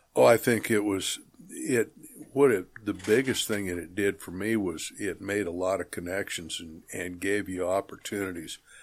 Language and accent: English; Atwood, Kansas, United States; also born or lived in Colby, Kansas / Sterling, Kansas; we moved to Atwood when I was four, and I lived there for the next fourteen years until I graduated and then, you know, college back and forth. So as far as a hometown, that, that would be my hometown